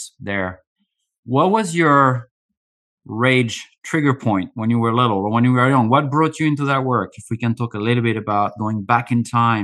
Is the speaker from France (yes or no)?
yes; France; I was a young kid growing up in France